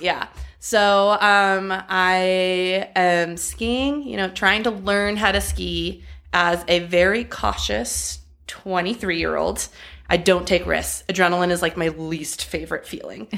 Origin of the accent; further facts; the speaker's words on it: Los Angeles, California, United States; I grew up dancing in Los Angeles.